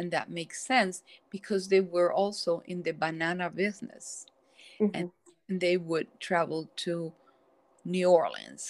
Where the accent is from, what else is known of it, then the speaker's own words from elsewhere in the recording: Cuba; now in United States; The Cubans